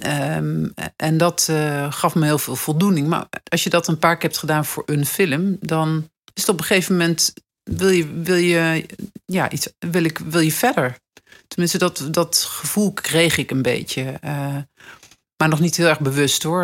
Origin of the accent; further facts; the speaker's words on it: Nijmegen, Gelderland, Netherlands; moved away as an adult; now in Amsterdam, Netherlands; ik kwam uit Nijmegen, ik woon in Amsterdam